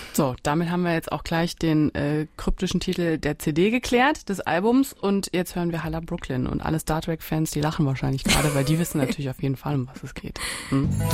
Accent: Saarland, Germany; Ich bin eine waschechte Saarländerin

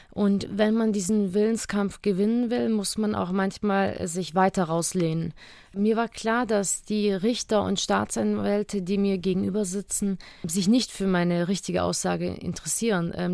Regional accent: Germany; vor allem waren wir wieder in unserer Heimat. Äh, es ist meine Heimat, Deutschland, und ich habe mich hier wieder ganz sicher gefühlt.

